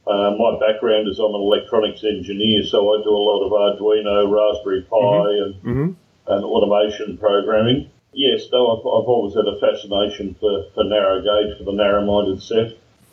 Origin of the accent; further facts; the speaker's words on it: Melbourne, Victoria, Australia; I grew up in Melbourne, and I actually grew up in Ferntree Gully. I went to Ferntree Gully Technical School